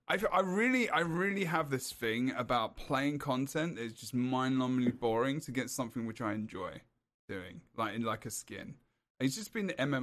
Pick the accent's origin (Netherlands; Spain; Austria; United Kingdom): United Kingdom; England; I'm English